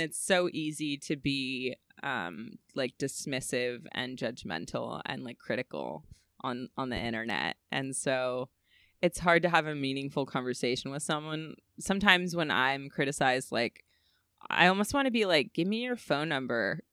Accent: California, United States; I'm from California

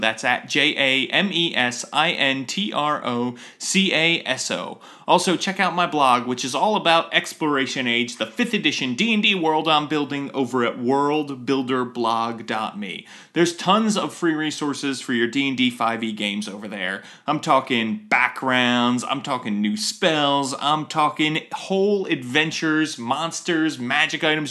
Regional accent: Philadelphia, Pennsylvania, United States; also born or lived in Atlanta; now in Silver Spring, United States; I'm from the Philadelphia area originally

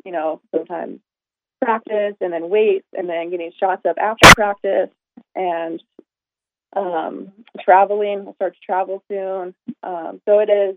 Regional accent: Montana, United States; moved away as an adult; now in Sacramento, United States; I'm from Montana

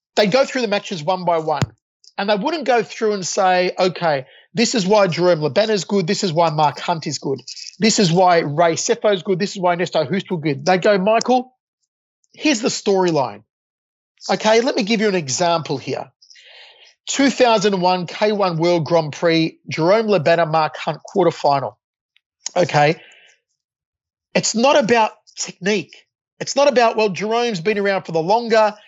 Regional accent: Australia; moved away as an adult; also born or lived in Las Vegas, United States

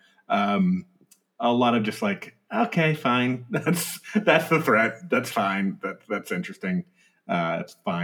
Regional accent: United States; as an American

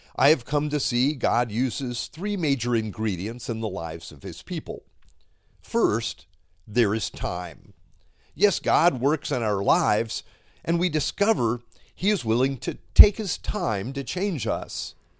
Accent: Miami, Florida, United States; I grew up here in Miami

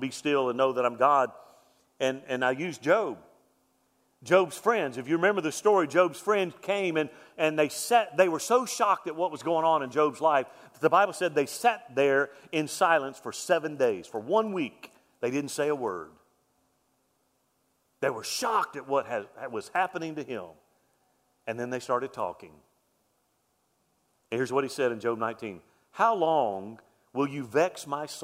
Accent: Mobile, Alabama, United States; When I was a kid, I grew up in West Mobile, Alabama

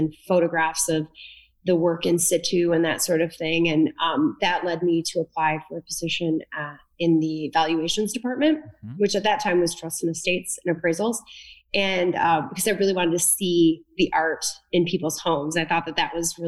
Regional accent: Linden, Michigan, United States; also born or lived in New York; I grew up in Linden, Michigan, which is right near Fenton, about 15 minutes south of Flint

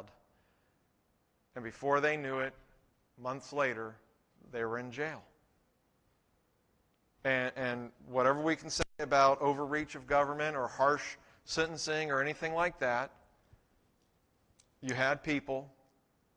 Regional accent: United States; we are Americans

